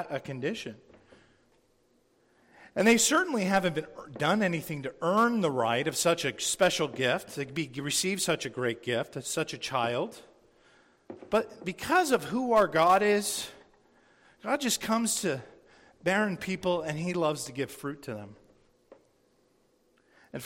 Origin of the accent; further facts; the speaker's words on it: San Diego, California, United States; I grew up in San Diego, and my dad was a captain in the Navy